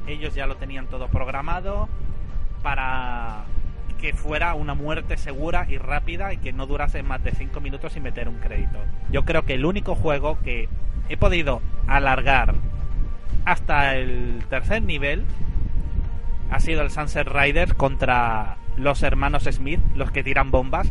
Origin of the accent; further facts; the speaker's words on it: Gran Canaria, Canary Islands, Spain; en Gran Canaria, por lo menos por donde yo vivía